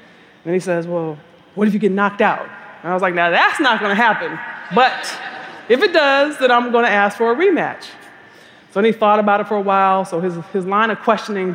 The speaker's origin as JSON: {"language": "English", "region": "California", "country": "United States", "said": "I'm from California."}